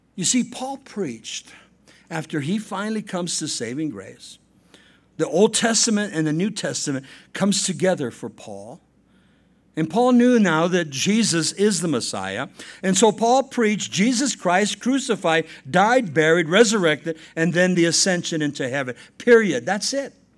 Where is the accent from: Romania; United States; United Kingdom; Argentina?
United States; La Puente, California; Saint Joseph's Catholic Church in, uh, La Puente, California, uh, I was baptized there. I made my communion there. I made my confirmation there